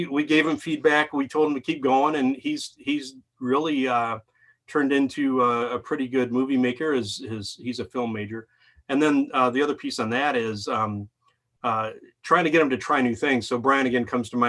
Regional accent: Lake Orion, Michigan, United States; Lake Orion

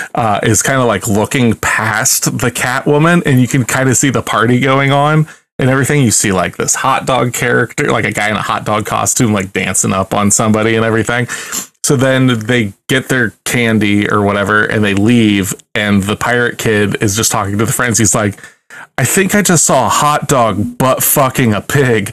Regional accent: Ohio, United States; We're from Ohio

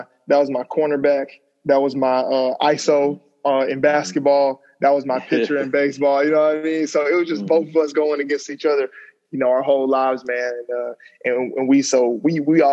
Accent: Madison, Alabama, United States; also born or lived in Huntsville, Alabama; So growing up in Alabama, you know, small town, Madison. Usually I just tell people I'm from Huntsville

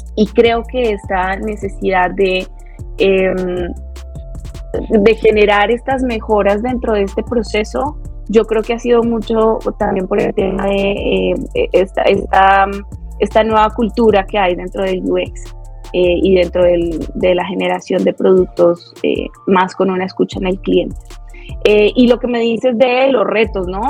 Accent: Bogotá, Colombia; moved away as an adult; now in Mexico; soy colombiana, así de pura cepa, eh, bogotana, rola. Eh, llevo cinco años, voy para seis años aquí en México.

